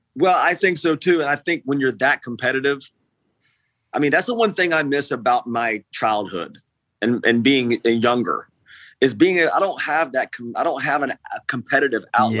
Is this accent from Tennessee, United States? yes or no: yes; East Tennessee, United States; also born or lived in Nashville; when I grew up in East Tennessee